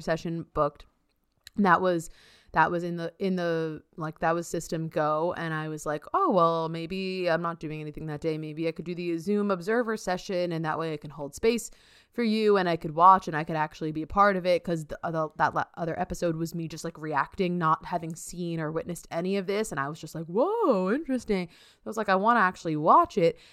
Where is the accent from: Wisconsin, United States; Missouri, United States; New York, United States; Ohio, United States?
New York, United States; also born or lived in Massachusetts; I'm a New Yorker, New Yorker